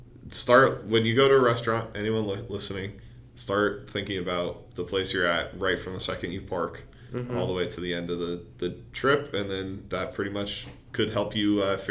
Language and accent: English; New Jersey, United States; moved away; I'm from New Jersey, and back home, you know, we have diners